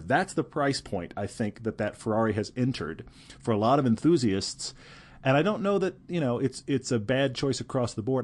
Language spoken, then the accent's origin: English; Houston, Texas, United States; moved away; I grew up in Houston